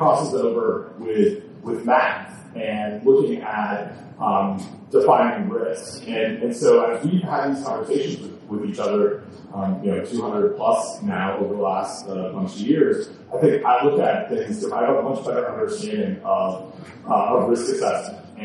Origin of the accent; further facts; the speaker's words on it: Canada; I'm from Canada.